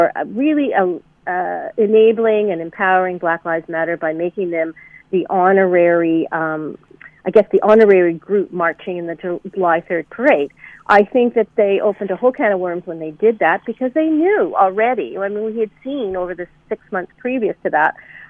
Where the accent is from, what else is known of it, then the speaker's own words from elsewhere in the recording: Hamilton, Ontario, Canada; my hometown of Hamilton